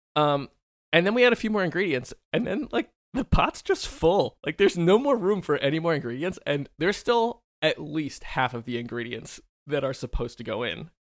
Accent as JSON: {"language": "English", "town": "Philadelphia", "region": "Pennsylvania", "country": "United States", "tie": "born or raised there", "moved": "yes", "said": "I grew up in the Philly area"}